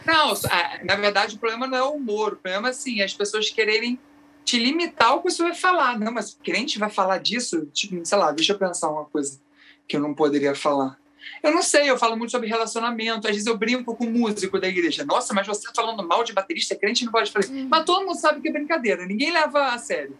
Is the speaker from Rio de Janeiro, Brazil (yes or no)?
yes; Araruama, Rio de Janeiro, Brazil; eu sou de Araruama, interior do Rio, região dos Lagos do Rio